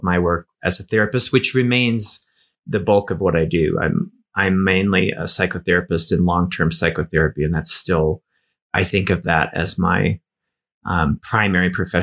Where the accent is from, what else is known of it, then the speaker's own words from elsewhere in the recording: Appalachia, United States; I grew up in Appalachia